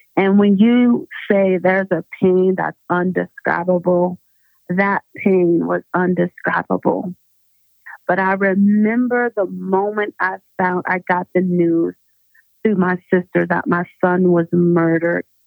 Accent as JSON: {"language": "English", "town": "Pittsburgh", "region": "Pennsylvania", "country": "United States", "tie": "born or raised there", "moved": "as an adult", "lives_now": "Denver, United States", "said": "I am originally from Pittsburgh, Pennsylvania"}